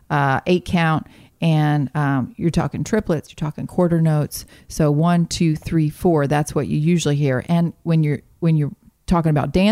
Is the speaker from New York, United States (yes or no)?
no; Dahlonega, Georgia, United States; No, I grew up in a little town in North Georgia called Dahlonega.